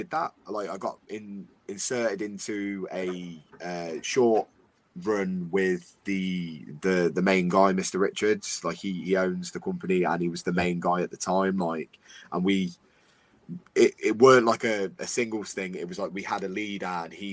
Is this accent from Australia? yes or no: no; United Kingdom; I'm a British wrestler